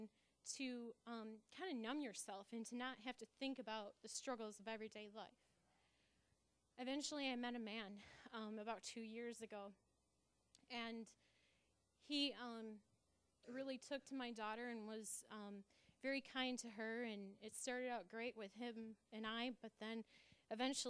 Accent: Grand Rapids, Michigan, United States; I'm from Grand Rapids

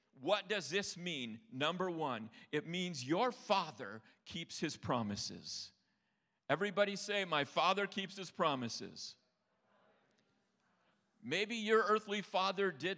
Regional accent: Upper Peninsula of Michigan, United States; I'm from the UP, eh?

